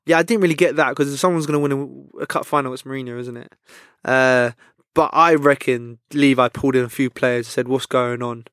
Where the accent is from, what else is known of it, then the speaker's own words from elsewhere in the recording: London, United Kingdom; I'm from West London, so a lot of my mates are Chelsea.